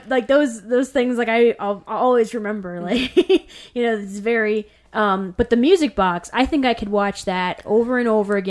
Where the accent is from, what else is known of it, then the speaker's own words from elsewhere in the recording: Ohio, United States; growing up in Ohio